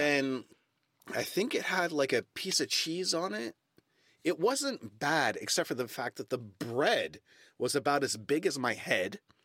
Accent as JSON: {"language": "English", "country": "United States", "also_born_or_lived": "London, United Kingdom", "moved": "as an adult", "lives_now": "Stockholm, Sweden", "said": "as an American"}